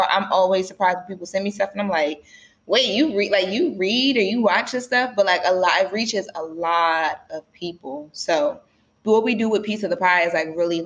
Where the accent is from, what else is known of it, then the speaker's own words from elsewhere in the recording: Wilmington, Delaware, United States; now in Los Angeles, United States; I'm from Wilmington, Delaware, which is pretty far from LA.